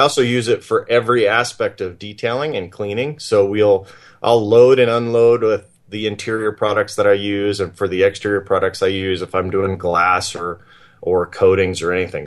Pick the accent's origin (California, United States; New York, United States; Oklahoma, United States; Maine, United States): Oklahoma, United States; also born or lived in Texas; now in Montana, United States; I grew up in, in Oklahoma and uh, Texas